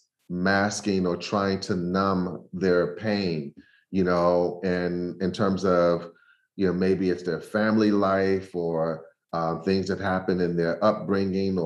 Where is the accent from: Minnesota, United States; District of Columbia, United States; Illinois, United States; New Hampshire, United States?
District of Columbia, United States; Washington; moved away; growing up in Southeast Washington, D.C.